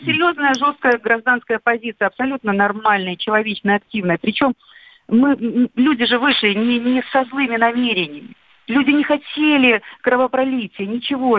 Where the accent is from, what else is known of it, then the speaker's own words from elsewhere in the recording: Belarus; Я сама белоруска